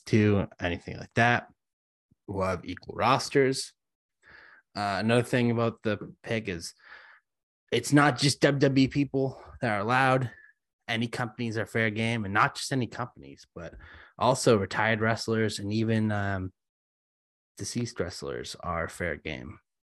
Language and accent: English; Boston, Massachusetts, United States; I was born in Chinatown. uh, Boston